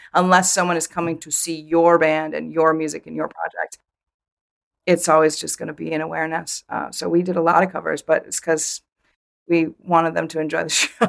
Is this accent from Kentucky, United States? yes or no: no; Vermont, United States; born or raised there